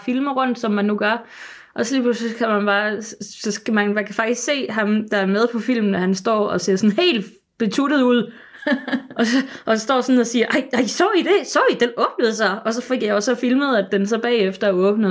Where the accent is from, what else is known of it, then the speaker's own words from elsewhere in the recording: Sønderborg, Southern Denmark, Denmark; nede, hvor jeg kommer fra i Sønderborg